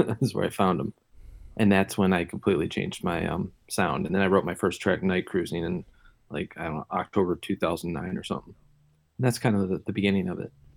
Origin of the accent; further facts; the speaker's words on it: Detroit, Michigan, United States; I'm from Detroit